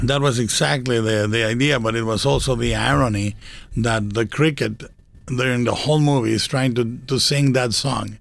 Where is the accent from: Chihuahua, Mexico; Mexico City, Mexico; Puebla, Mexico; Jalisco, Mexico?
Jalisco, Mexico; Guadalajara; animated in Mexico in Guadalajara in my hometown